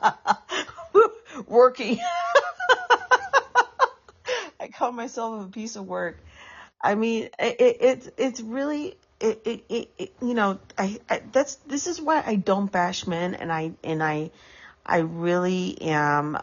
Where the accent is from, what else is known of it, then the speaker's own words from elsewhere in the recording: San Francisco, California, United States; Specifically, specifically in San Francisco